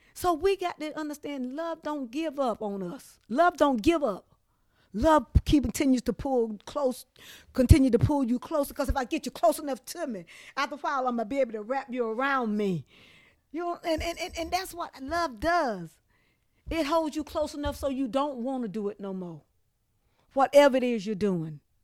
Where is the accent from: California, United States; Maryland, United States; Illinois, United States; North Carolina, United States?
North Carolina, United States; Trenton; moved away as an adult; also born or lived in New Bern, North Carolina / New York City; Lived here in Trenton basically most of my life.